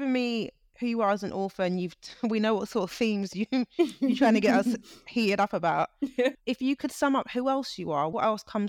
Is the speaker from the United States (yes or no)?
no; United Kingdom; I'm British, but I was like, yeah, Niger, I can feel it.